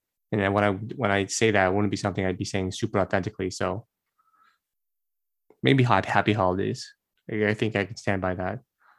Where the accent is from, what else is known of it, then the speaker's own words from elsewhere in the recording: Brazil; I grew up in Brazil most of my life, grew up with Korean parents, and also went to an American school all at once during my childhood.